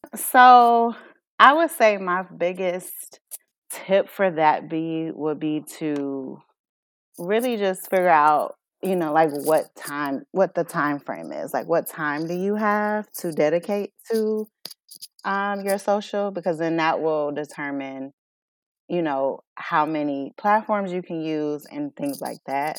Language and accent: English; Chicago, Illinois, United States; moved away as an adult; now in Aurora, United States; I'm born and raised in Chicago, um, moved to Aurora about almost three years ago now